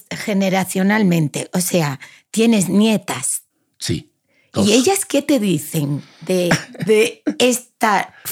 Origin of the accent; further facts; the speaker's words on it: Tenerife, Canary Islands, Spain; Yo que soy de Tenerife.